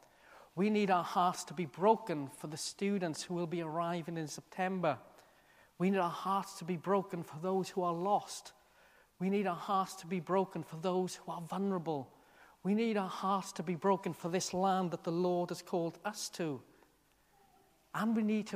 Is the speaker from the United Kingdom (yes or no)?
yes; South Wales, United Kingdom; moved away as an adult; I'd spent all my life to that point, other than being in college, in this one town in South Wales